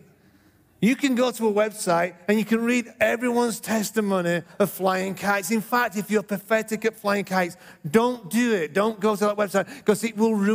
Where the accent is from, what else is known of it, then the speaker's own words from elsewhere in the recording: England, United Kingdom; moved away; When I was brought up in England, I lived next to a field